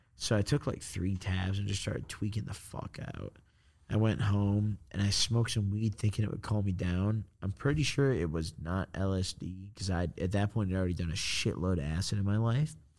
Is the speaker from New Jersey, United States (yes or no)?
no; Illinois, United States; I'm from Illinois.